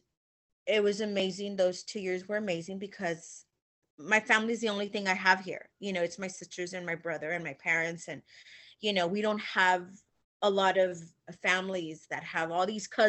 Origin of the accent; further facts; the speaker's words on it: Illinois, United States; now in Texas, United States; I grew up in Illinois and I moved down to Texas